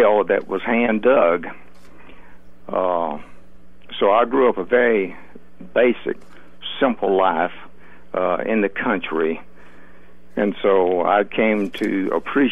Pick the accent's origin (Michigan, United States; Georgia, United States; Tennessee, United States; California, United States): Georgia, United States; Grady County; I grew up in Grady County, Georgia. I was born in a house in Grady County